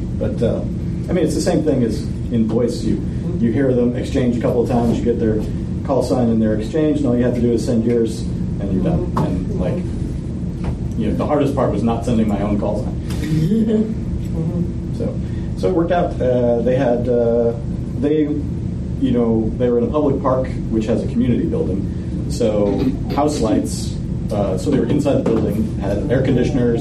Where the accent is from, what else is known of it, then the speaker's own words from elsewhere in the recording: Southern Illinois, United States; moved away; I went to Field Day where I grew up in Southern Illinois